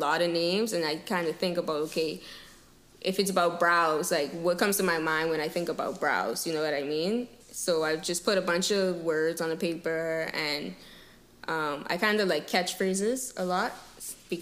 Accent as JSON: {"language": "English", "country": "Bahamas", "moved": "as an adult", "lives_now": "Toronto, Canada", "said": "I'm from the Bahamas, and I go to school in Toronto at York University"}